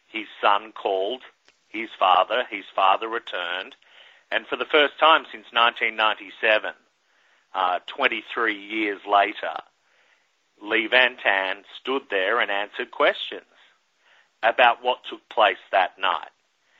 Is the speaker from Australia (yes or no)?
yes; Australia; now in New York City, United States; as a kid growing up in Australia